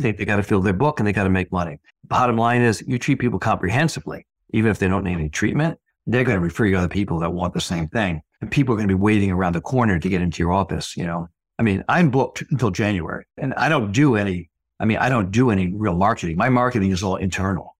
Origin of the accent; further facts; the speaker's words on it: Fairfield, Connecticut, United States; I practice in my hometown, two hundred years from where I went to high school